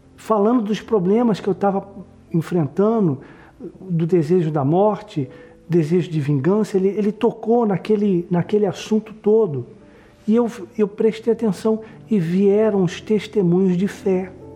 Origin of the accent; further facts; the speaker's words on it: São Paulo, Brazil; eu nasci em São Paulo